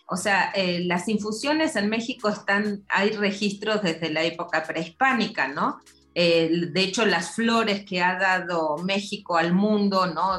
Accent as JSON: {"language": "Spanish", "country": "Argentina", "moved": "yes", "said": "vengo de Argentina, de un lugar donde se toma muchísimo té"}